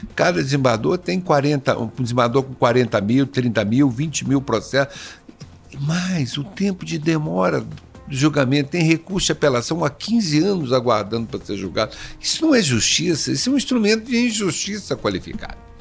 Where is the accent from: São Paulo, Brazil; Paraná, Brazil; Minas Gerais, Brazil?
Minas Gerais, Brazil; Três Corações; sou mineiro, mineiro de três corações